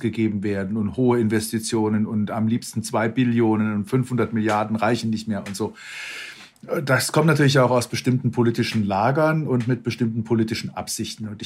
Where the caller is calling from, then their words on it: Cologne, North Rhine-Westphalia, Germany; Äh, ich bin aus Köln zugeschaltet, also aus dem direkten Rivalen Düsseldorfs.